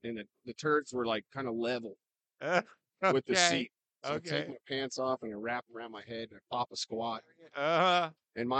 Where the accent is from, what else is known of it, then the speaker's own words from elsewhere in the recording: Coeur d'Alene, Idaho, United States; Right here in Coeur d'Alene, Idaho